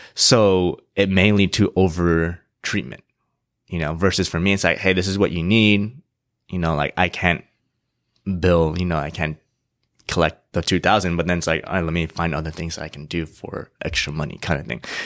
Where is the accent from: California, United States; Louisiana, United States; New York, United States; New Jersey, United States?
California, United States; San Diego; also born or lived in Irvine / Indianapolis / Ohio; I was born and raised in San Diego